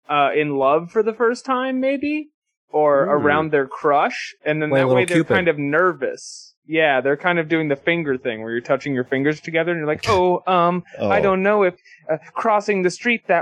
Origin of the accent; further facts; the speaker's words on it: Canada; Like I'm Canadian.